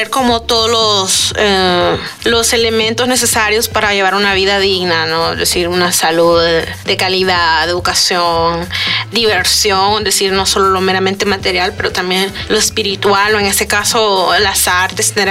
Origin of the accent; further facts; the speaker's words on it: El Salvador; now in Guanajuato, Mexico; tengo 29 años y soy del Salvador. estudio en la Universidad de Guanajuato.